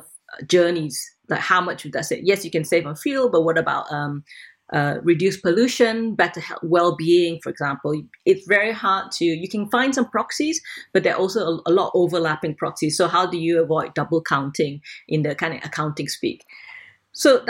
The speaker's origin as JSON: {"language": "English", "country": "Malaysia", "moved": "yes", "said": "I'm originally Malaysian and I still have lots of links there"}